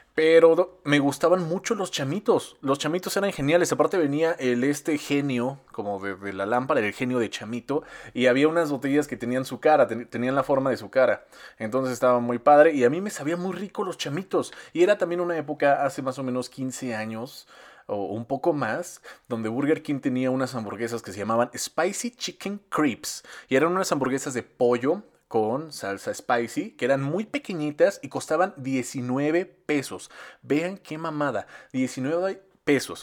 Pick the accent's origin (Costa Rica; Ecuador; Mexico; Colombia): Mexico; Yo nací aquí, yo soy de Cardos